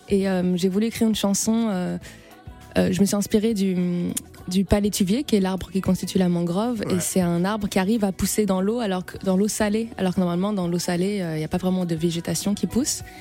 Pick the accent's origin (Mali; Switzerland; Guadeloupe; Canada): Guadeloupe; je suis guadeloupéenne et la mangrove, c'est une partie importante du paysage là-bas